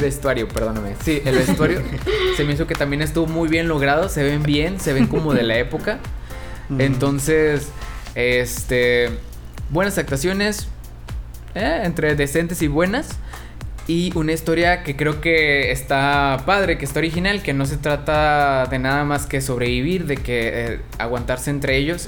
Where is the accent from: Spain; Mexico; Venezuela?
Mexico; siendo un mexicano